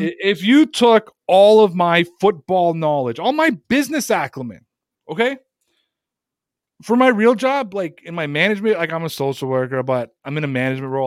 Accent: Toronto, Ontario, Canada; moved away; my hometown guys from Toronto

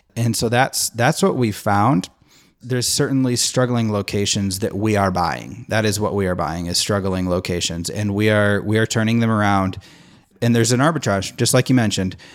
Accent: Nashville, Tennessee, United States; I'm from the Nashville area

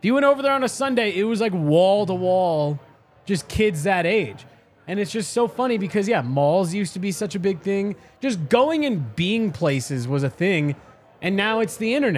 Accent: Highlands Ranch, Colorado, United States; I grew up in Highlands Ranch, very near all

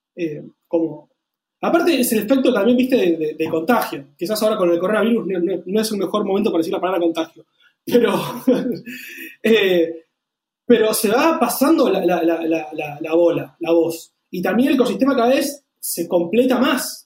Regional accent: Argentina; nosotros como argentinos

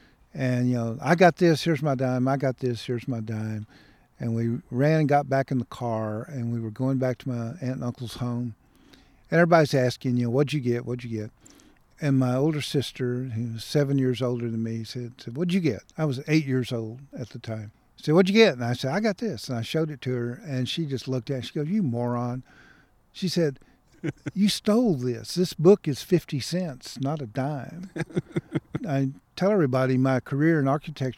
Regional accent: Waco, Texas, United States; Waco's my hometown. All of my mother's family, all of my family was here. We've been here since 1870

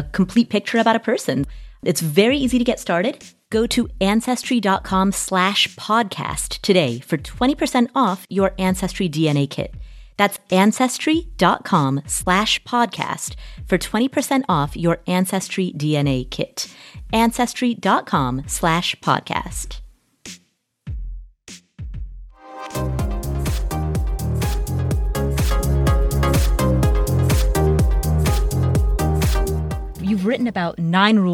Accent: Kathmandu, Bagmati, Nepal; I am full-blooded Nepalese. I was born in Kathmandu

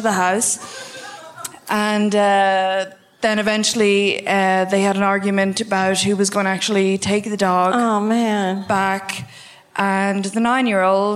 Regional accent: Kilsheelan, Tipperary, Ireland; My parents are Dublin, but I was born in Tipperary

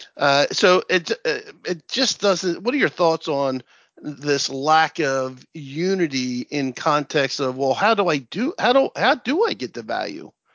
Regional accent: Princeton, New Jersey, United States; I'm from New Jersey

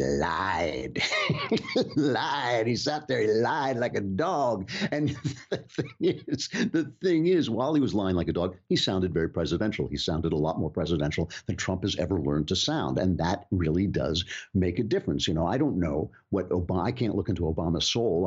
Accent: United States; As an American

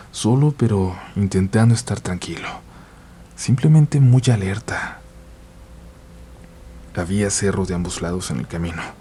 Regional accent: Aguascalientes, Mexico; Soy un conductor de Uber de Aguascalientes.

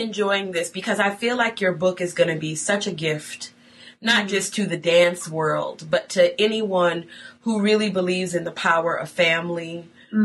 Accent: Buffalo, New York, United States; Buffalo, New York, my hometown

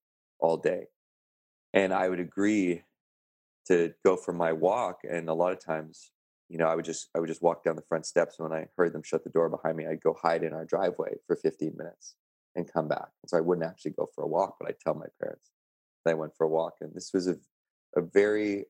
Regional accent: Canada; I had the scholarship to university in my hometown. I had made the national rugby team, and this was in sort of the epicenter of rugby Canada on the West Coast

